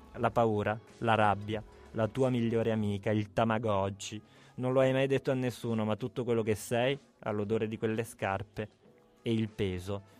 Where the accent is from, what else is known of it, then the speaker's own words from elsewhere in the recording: Abruzzo, Italy; da abruzzese cresciuto in mezzo alle capre, sulle montagne.